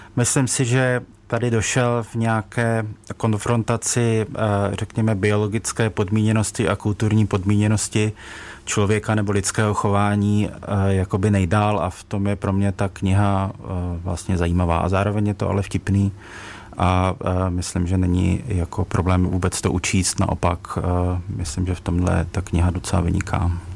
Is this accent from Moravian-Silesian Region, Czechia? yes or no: yes; Ostrava, Moravian-Silesian Region, Czechia; já jsem sám z Ostravy